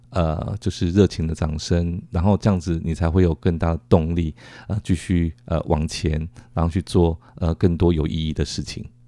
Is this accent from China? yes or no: no; Taiwan; 跟他们介绍说我们，呃，来自于台湾